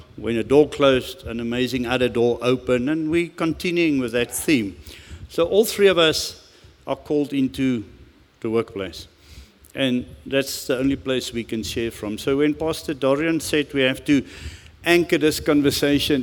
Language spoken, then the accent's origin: English; Rustenburg, North West, South Africa; English is a second language; I grew up in Rustenburg, and the first English conversation of my life was as a 17 or 18-year-old boy getting to the mines